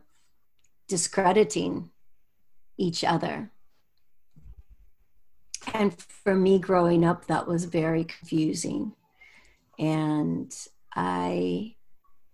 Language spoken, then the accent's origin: English; United States; moved away as an adult; also born or lived in Europe; I grew up in the United States